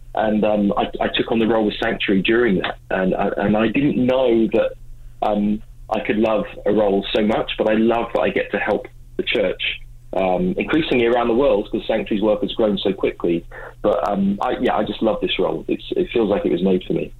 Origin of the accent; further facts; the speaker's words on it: England, United Kingdom; now in Vancouver, Canada; I do live in Vancouver, um, I'm originally from England